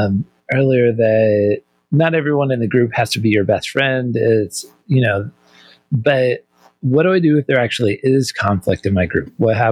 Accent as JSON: {"language": "English", "region": "Midwest", "country": "United States", "moved": "yes", "said": "I'm originally from the Midwest"}